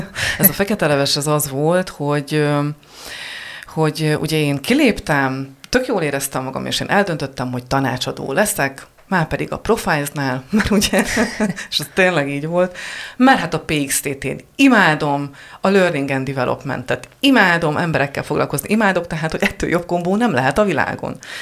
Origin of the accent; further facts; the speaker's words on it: Heves, Hungary; én Hevesről származom